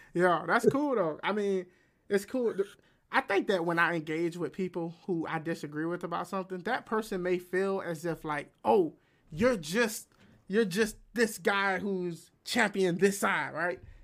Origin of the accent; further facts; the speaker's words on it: United States; I'm American